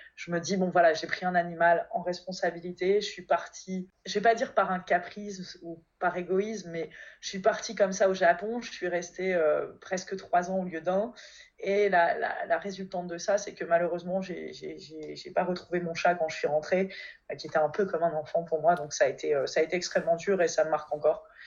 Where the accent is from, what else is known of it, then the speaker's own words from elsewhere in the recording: Valenciennes, Hauts-de-France, France; moved away as an adult; also born or lived in Alsace / Kobe, Japan; now in Paris, France; je suis originaire du Nord à la base, de Valenciennes